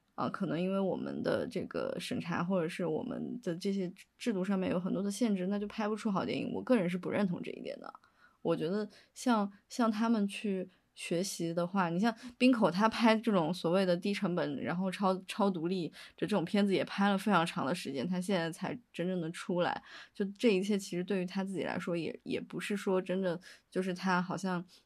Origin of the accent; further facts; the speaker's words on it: Chengdu, Sichuan, China; 其实我是成都人嘛，所以我零八年的时候有，也有经历过地震